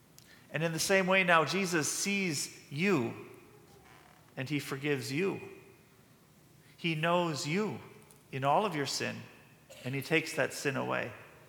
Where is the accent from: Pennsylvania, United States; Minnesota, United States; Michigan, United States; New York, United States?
Minnesota, United States; Moorhead; Now, I was born in Moorhead, Minnesota, just a stone's throw away from Fargo, North Dakota.